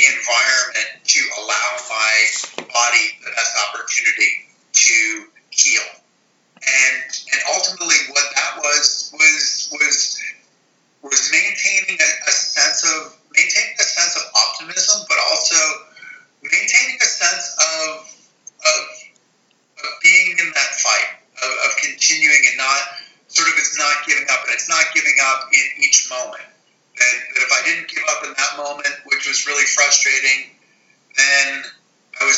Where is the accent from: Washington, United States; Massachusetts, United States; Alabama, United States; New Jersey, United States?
Massachusetts, United States; Western; I grew up in Western Massachusetts, about an hour and a half west of Boston.